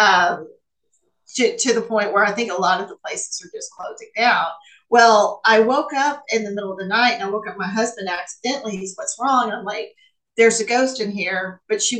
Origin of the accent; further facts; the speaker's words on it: the South, United States; I'm from the South.